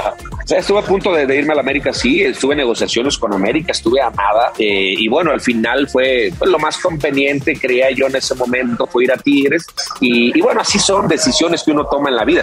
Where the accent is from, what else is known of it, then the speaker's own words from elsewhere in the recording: León, Guanajuato, Mexico; Yo soy de León, empecé como profesional en León, Guanajuato